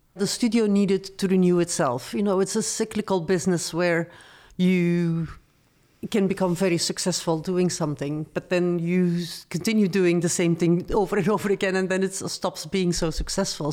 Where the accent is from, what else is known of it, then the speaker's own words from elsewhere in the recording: Antwerp, Flanders, Belgium; English is a second language; moved away as an adult; also born or lived in Paris, France; I'm originally from Belgium